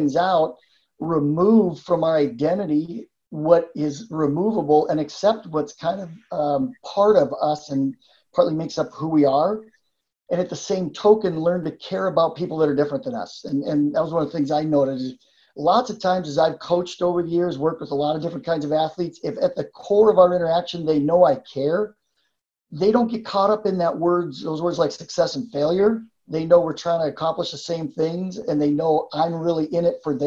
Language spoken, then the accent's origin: English; Western Canada, Canada; moved away as an adult; also born or lived in Midwest, United States; now in United States; I am originally born and raised in Western Canada, so came down to the U.S. as a college student, stayed